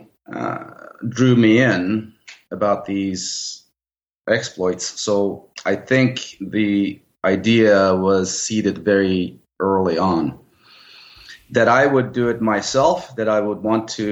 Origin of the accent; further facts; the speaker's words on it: Turkey; moved away as an adult; also born or lived in Cyprus; now in Seattle, United States; I was born in Cyprus. I grew up in Turkey. Then I came to the United States in 1986 for graduate studies and ended up staying.